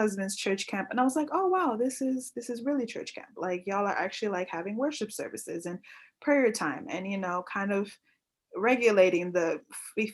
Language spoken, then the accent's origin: English; New York, United States; I grew up in New York